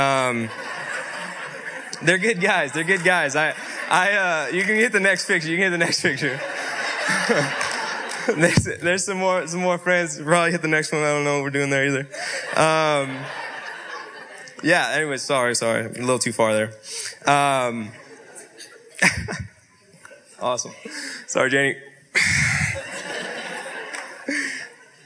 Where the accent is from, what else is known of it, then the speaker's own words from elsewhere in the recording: Yakima, Washington, United States; I was born in Yakima, Washington. Born and raised.